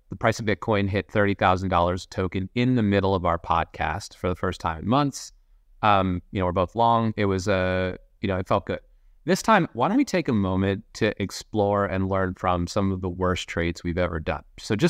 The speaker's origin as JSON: {"language": "English", "country": "United States", "moved": "yes", "lives_now": "London, United Kingdom", "said": "I'm American, living in London"}